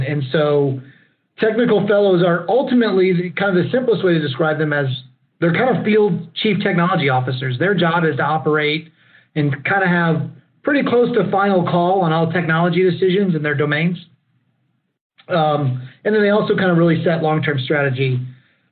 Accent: Lockhart, Texas, United States; born or raised there; moved away as an adult; also born or lived in Austin, Texas

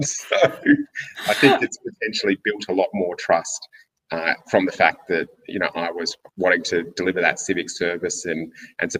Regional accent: Derby, Western Australia, Australia; I was born in Derby

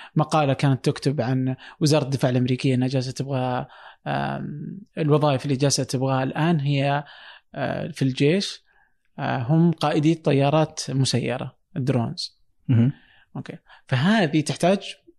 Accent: Saudi Arabia; عندنا في السعوديه

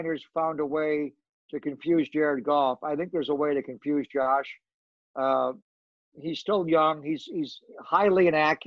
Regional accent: Buffalo, New York, United States; I'm from Buffalo

